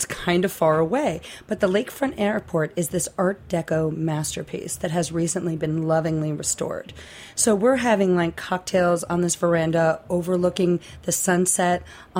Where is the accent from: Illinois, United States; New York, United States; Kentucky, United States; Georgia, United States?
New York, United States; New York City; moved away as an adult; now in New Orleans, United States; I'm from New York. New York City.